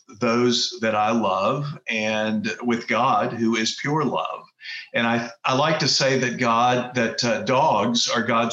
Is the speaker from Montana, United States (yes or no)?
no; Texas, United States; moved away as an adult; also born or lived in Kauai, Hawaii; I grew up in Texas